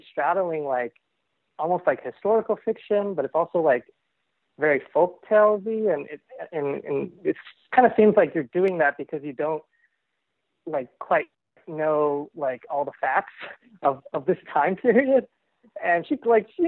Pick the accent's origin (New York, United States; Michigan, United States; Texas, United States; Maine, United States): Texas, United States; Plano; who I grew up with in Plano